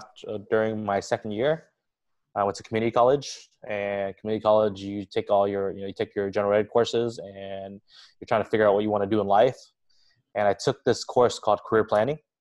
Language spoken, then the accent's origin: English; Westminster, California, United States; I was born and raised in the Little Saigon area, Orange County